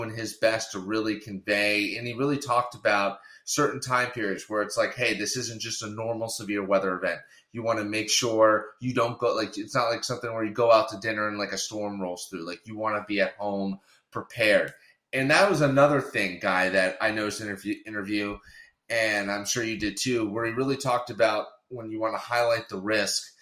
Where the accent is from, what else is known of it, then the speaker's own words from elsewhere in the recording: New England, United States; hearing his background about you know growing up in New England, he didn't, you know, him like me, we didn't have a ton of experience with like tornadoes.